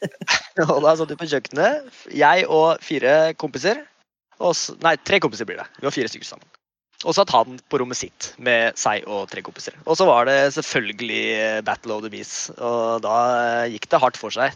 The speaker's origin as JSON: {"language": "Norwegian", "town": "Kongsberg", "region": "Buskerud", "country": "Norway", "tie": "born or raised there", "also_born_or_lived": "Indonesia", "said": "Og jeg er jo født og oppvokst i Kongsberg. Kongsberg-gutt i mitt hjerte."}